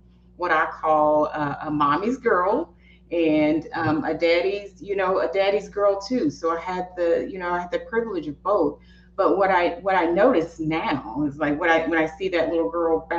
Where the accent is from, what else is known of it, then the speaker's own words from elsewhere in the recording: East Texas, United States; I'm from East Texas.